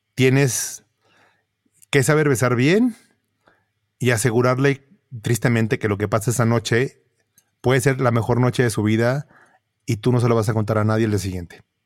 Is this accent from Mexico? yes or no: yes; Monterrey, Nuevo León, Mexico; siendo regio, eh, yo, yo crecí entrando a casas viendo zoológicos